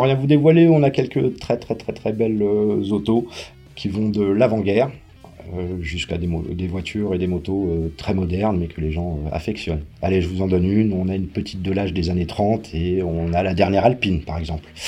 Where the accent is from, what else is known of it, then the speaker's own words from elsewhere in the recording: Paris, Île-de-France, France; moved away as an adult; also born or lived in Puisaye; now in Mézilles, France; je suis originaire de Paris